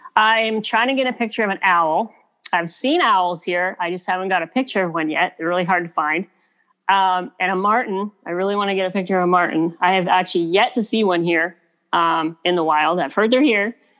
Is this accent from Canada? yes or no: yes; Kitimat, British Columbia, Canada; moved away; I grew up on the West Coast, so I just grew up loving nature. I grew up fishing on the Kitimat River